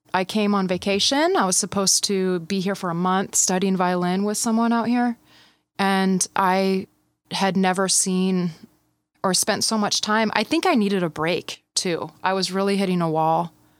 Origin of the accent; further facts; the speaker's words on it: Midland, Michigan, United States; now in California, United States; It was intense a bit. It's a small town.